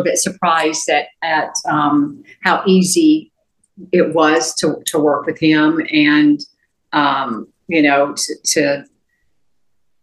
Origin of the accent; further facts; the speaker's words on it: Florida, United States; Florida is my home state.